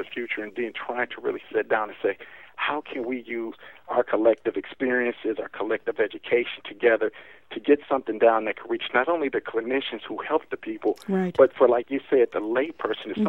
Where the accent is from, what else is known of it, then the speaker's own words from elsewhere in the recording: Milwaukee, Wisconsin, United States; I was born in Milwaukee, Wisconsin, where I'm at now. So I've been born and raised here my whole life.